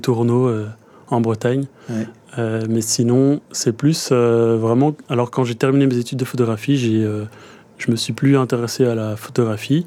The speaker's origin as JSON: {"language": "French", "town": "Brussels", "region": "Brussels-Capital Region", "country": "Belgium", "tie": "born or raised there", "said": "J'ai grandi à Bruxelles"}